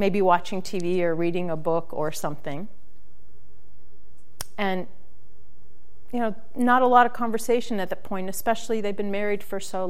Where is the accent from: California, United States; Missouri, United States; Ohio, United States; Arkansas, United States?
Missouri, United States; St. Louis; moved away as an adult; also born or lived in Phoenix; They moved to St. Louis when I was about a year old. So I grew up in the Midwest